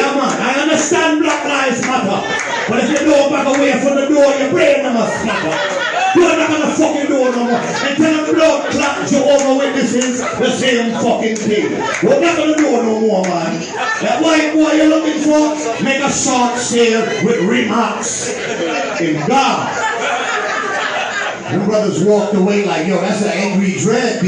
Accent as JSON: {"language": "English", "town": "New York City", "region": "New York", "country": "United States", "tie": "born or raised there", "said": "growing up in East New York"}